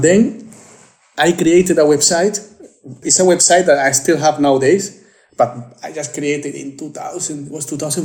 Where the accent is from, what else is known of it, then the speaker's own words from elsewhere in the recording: Spain; moved away as an adult; also born or lived in Lithuania / Copenhagen, Denmark; I was living in Lithuania, but I'm from Spain.